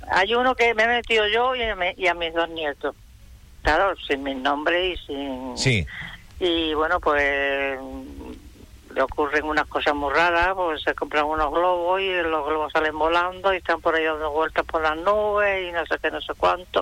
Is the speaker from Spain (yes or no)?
yes; Peñarroya-Pueblonuevo, Andalusia, Spain; now in Fuerteventura, Spain; Yo soy cordobesa de Peñarroya, ya pueblo nuevo